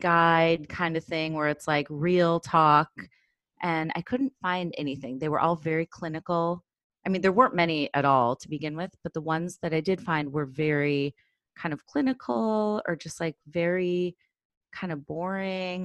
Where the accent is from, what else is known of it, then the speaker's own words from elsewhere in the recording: Chicago, Illinois, United States; now in Brooklyn, United States; I grew up in Chicago, I live in Brooklyn now